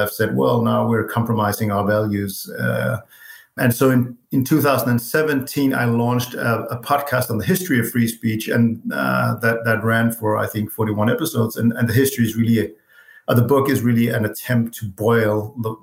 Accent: Copenhagen, Capital Region of Denmark, Denmark; I live and was born and raised in Copenhagen, Denmark

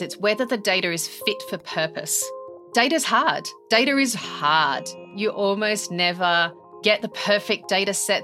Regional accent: Australia; now in United Kingdom; I'm Australian. I live in the UK.

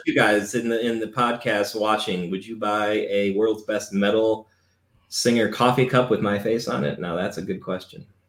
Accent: Cleveland, Ohio, United States; We're from Cleveland

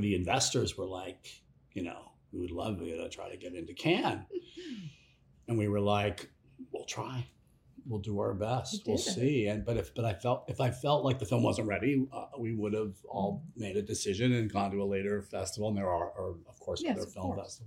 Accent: Los Angeles, California, United States; now in Portland, United States; I live in Portland, Oregon. I'm from Los Angeles

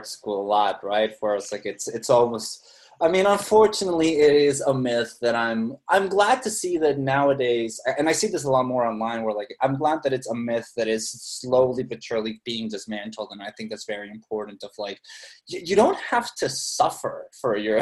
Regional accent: Mexicali, Baja California, Mexico; moved away; my hometown

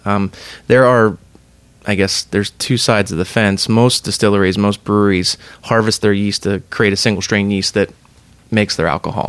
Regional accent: Pennsylvania, United States; now in Columbus, United States; We're both transplants. I'm originally from Pennsylvania

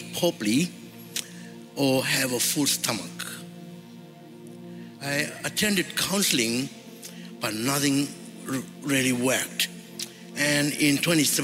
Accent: Fiji; moved away as an adult; now in Brisbane, Australia; was born in Fiji and lived in a village. I grew up with my parents, my three sisters.

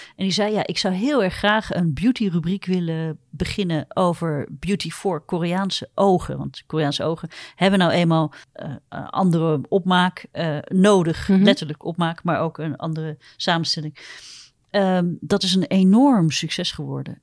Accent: Netherlands; ik kom gewoon uit Holland

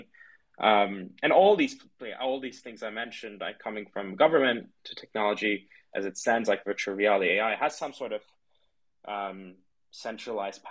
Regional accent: Turkey; now in London, United Kingdom; I grew up in Turkey

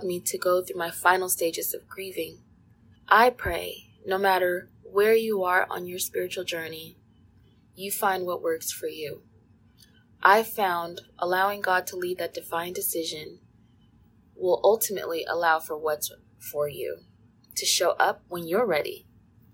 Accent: California, United States; growing up in California

